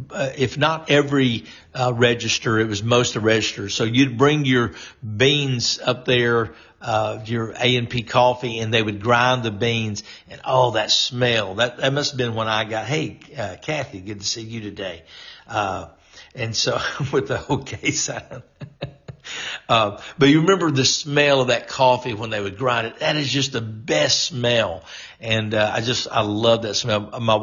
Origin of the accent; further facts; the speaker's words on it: North Louisiana, United States; even though I was a Yankee from North Louisiana.